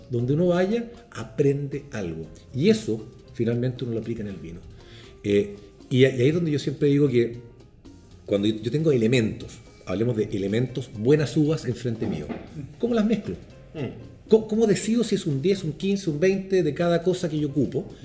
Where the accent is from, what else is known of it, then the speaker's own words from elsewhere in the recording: Chile; moved away; a mí pasó cuando yo salí de Chile, Chile un país que venía de años, del año 80